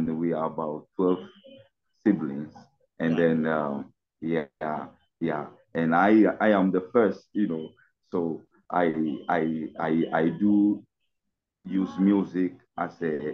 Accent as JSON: {"language": "English", "country": "Ghana", "said": "I'm from Ghana, West Africa"}